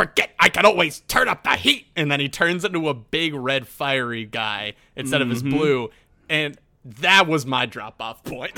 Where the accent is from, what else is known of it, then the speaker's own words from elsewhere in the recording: United States; an American citizen